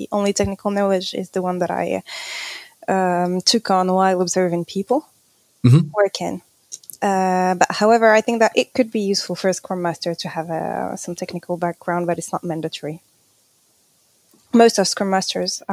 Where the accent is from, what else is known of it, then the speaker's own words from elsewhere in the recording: Morocco; moved away as an adult; now in Paris, France; I was born in Morocco, and that's where I grew up.